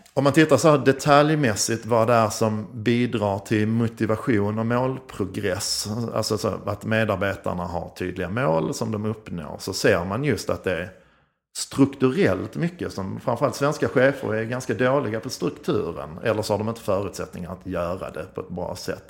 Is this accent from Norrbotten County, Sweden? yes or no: no; Skåne, Sweden; accent: Scanian (skånska); Jag är skånsk som ni hör